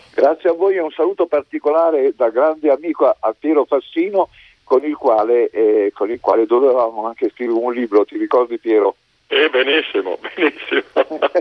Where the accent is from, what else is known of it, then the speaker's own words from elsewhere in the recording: Modena, Emilia-Romagna, Italy; io sono modenese